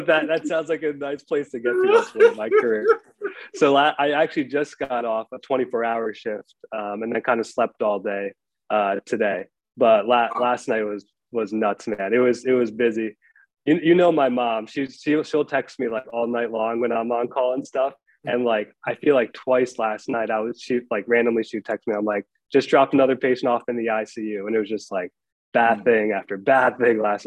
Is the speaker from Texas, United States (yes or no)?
no; Albany, New York, United States; also born or lived in Delmar, New York / Vermont; I grew up in Albany. I was born in Albany Medical Center.